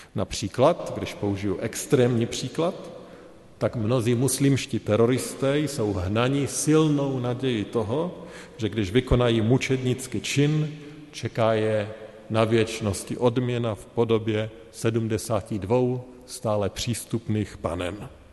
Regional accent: Czechia; My jako Češi

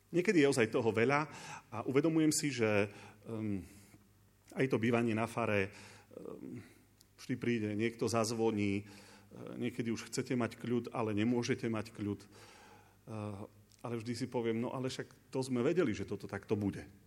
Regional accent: Bačkovík, Košice Region, Slovakia; Som chalan z dediny a moja žena by už ma opravila, že už nie si chalan, veď už máš 43 rokov, tá čo to rozprávaš. Uh, som z Bačkovika.

